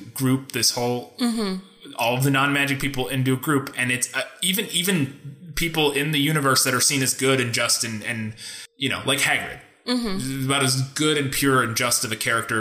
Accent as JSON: {"language": "English", "country": "United States", "said": "I'm American"}